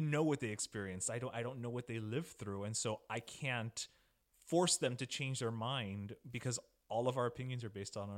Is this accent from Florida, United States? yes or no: yes; Miami, Florida, United States; We grew up in Miami